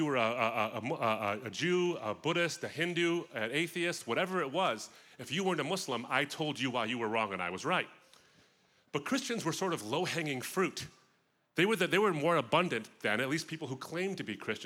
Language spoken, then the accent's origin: English; suburb of Detroit, Michigan, United States; the suburb I grew up in of Detroit was pretty much white.